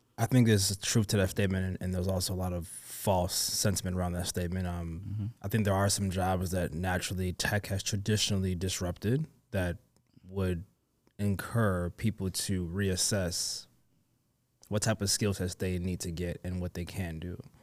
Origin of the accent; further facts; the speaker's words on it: London, United Kingdom; I was born in London, mm. but my mm. family is from Nigeria.